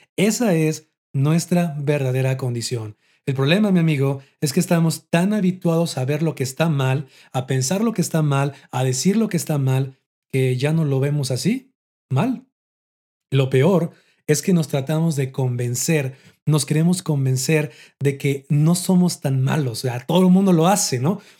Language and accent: Spanish; Mexico; aquí en mi país, en México